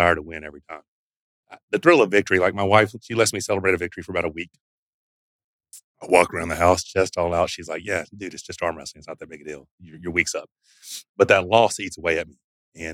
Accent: Arkansas, United States; I grew up in Arkansas. So I'm just a country boy, redneck from Arkansas

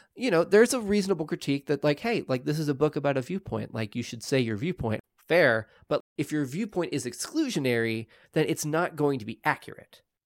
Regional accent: Oklahoma, United States; I'm from Oklahoma.

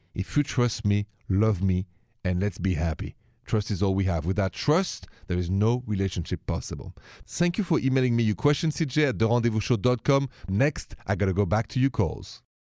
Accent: Paris, Île-de-France, France; accent: French; moved away; I'm from Paris

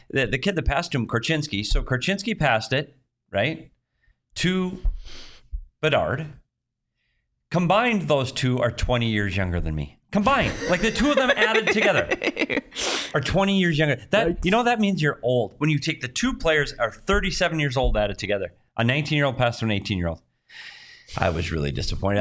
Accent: Minnesota, United States; now in Phoenix, United States; I grew up in Minnesota

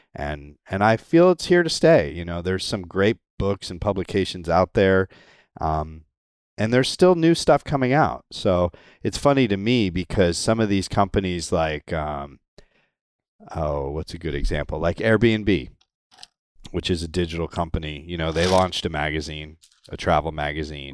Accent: Connecticut, United States; moved away as an adult; now in Florida, United States; I grew up in Connecticut.

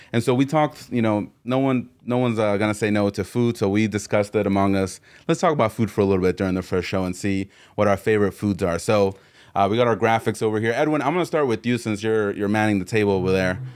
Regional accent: Mexico; I'm from Mexico.

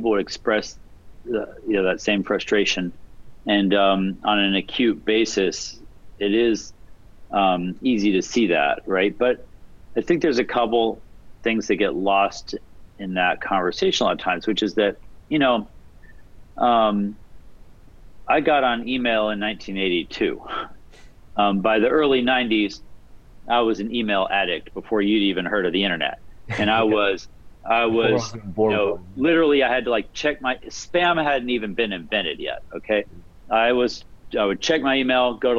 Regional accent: Alaska, United States; now in West Coast, United States; I grew up in Alaska, and I was interested in computers

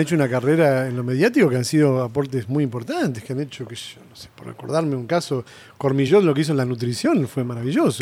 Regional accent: Castelar, Buenos Aires Province, Argentina; also born or lived in Mataderos, Buenos Aires; crecí en Castelar

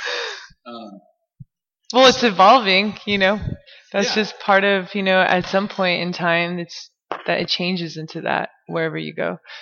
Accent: United States; 100% Mexican, you know, and then being, you know, raised in America

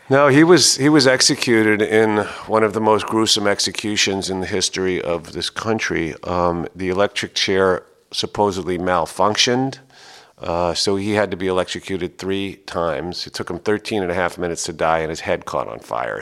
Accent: New York City, New York, United States; I was born in New York City

